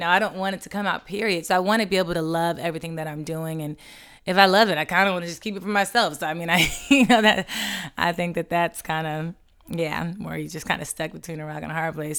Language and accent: English; Los Angeles, California, United States; moved away as an adult; also born or lived in Atlanta; took me back out to L A, my hometown